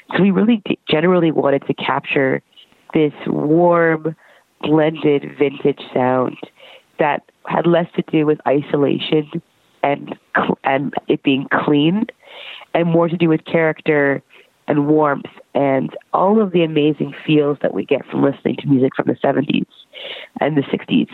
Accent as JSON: {"language": "English", "town": "Brampton", "region": "Ontario", "country": "Canada", "moved": "as an adult", "lives_now": "Toronto, Canada", "said": "I'm from Brampton, Ontario"}